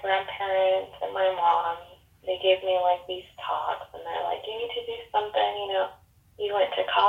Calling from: Washington, United States; From Washington State.

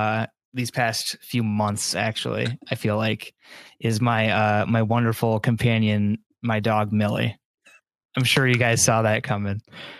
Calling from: Mount Pleasant, Michigan, United States; I am calling in from Michigan, Mount Pleasant, Michigan, to be specific.

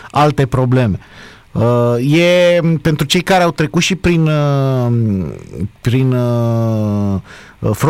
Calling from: Oradea, Bihor County, Romania; și vă sunt din Oradea.

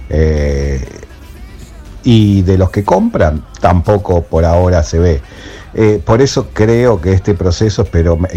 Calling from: Buenos Aires, Argentina; de Caballito.

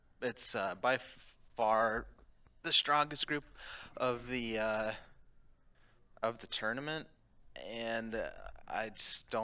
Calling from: Chapel Hill, North Carolina, United States; I am calling from Chapel Hill, North Carolina

